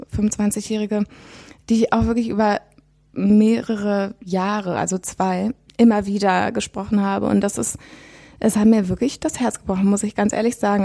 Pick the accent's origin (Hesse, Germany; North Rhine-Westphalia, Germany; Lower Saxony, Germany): North Rhine-Westphalia, Germany; Witten; moved away as an adult; also born or lived in Bochum; now in Berlin, Germany; in Bochum geboren und in Witten die meiste Zeit aufgewachsen. Ähm, und dann seit ich 20 bin, bin ich in Berlin.